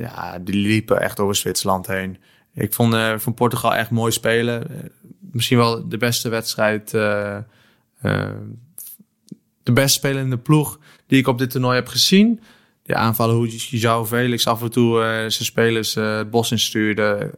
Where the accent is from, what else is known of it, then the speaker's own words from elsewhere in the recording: Netherlands; als Nederlander